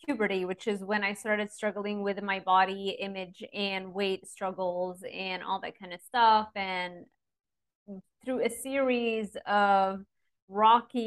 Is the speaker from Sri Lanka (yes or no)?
no; Lebanon; moved away; I grew up in Lebanon and it wasn't an easy upbringing